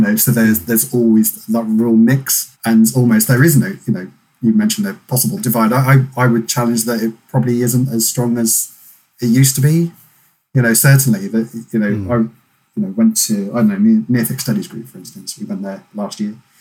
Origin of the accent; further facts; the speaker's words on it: North Dorset, South West England, United Kingdom; moved away as an adult; also born or lived in Lampeter; my local unit growing up in North Dorset